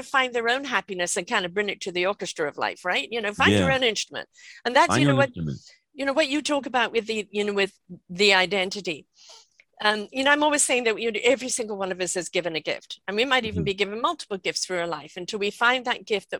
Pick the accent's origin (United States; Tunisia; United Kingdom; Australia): United Kingdom; now in British Columbia, Canada; I'm British, but I live in British Columbia, Canada